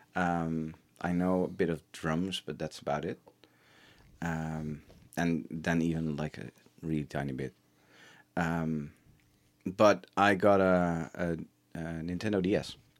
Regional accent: Schagen, North Holland, Netherlands; I grew up in, in a, a very small town

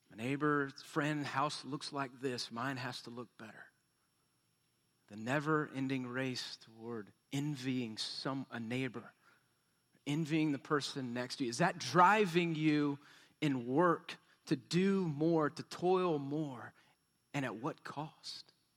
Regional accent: Texas, United States; We're from Texas

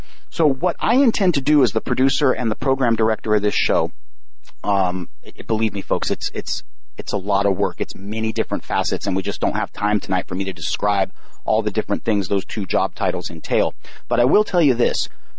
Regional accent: Hollywood, California, United States; And coming from Hollywood, you know, I grew up in the Christian music scene.

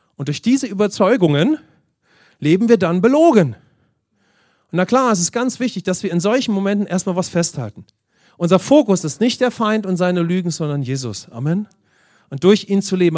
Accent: Germany; insbesondere als Deutsche

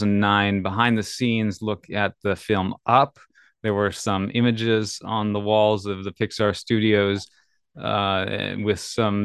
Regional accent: Minnesota, United States; now in California, United States; I'm from Minnesota to California in 2015 as well.

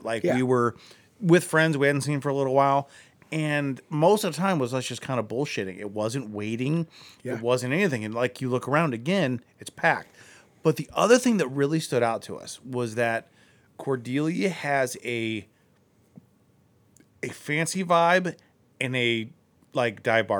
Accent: Akron, Ohio, United States; I mentioned I'm from Akron.

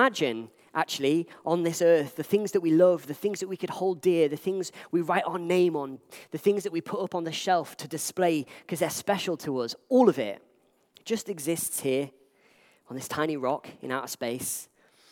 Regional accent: Liverpool, North West England, United Kingdom; Back in my family home, when I grew up in Liverpool

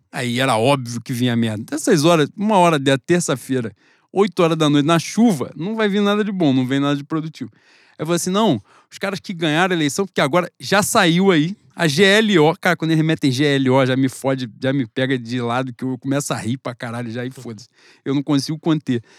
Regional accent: Brazil; eu sou brasileiro, eu sou patriota.

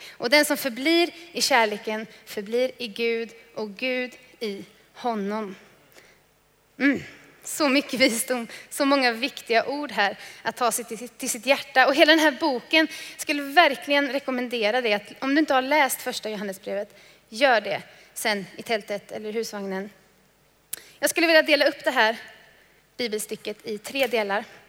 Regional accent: Trollhättan, Västra Götaland, Sweden; Jag kommer från Trollhättan

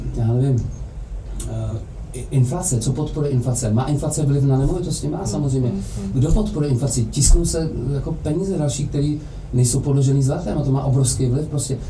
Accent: Czechia; protože jsme Češi

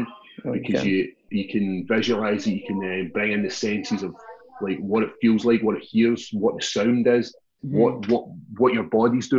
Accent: Glasgow, Scotland, United Kingdom; it was my hometown

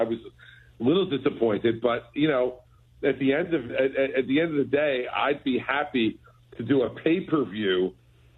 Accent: New Jersey, United States; New Jersey, my home state

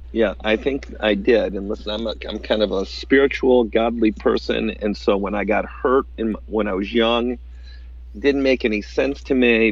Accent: upstate New York, United States; there was not much physical therapy back in the 80s in upstate New York, uh, and so I came back home and opened up a, a, practice in my hometown

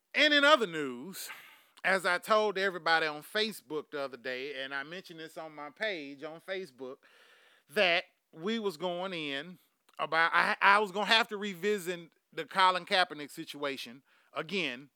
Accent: Houston, Texas, United States; I'm from Houston, goddamn Texas

